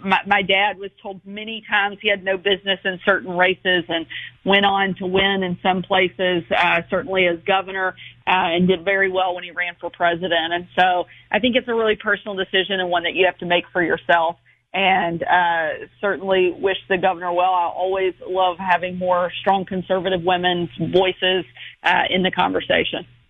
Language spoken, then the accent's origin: English; Arkansas, United States; here in my home state of Arkansas